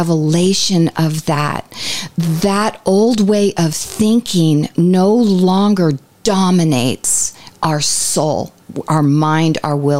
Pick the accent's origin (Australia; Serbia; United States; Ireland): Ireland; I'm Irish.